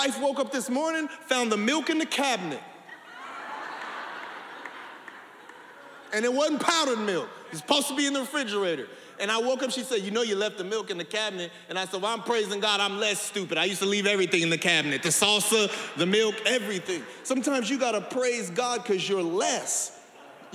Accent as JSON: {"language": "English", "town": "San Bernardino", "region": "California", "country": "United States", "tie": "born or raised there", "said": "I grew up in San Bernardino, didn't nobody have a pool"}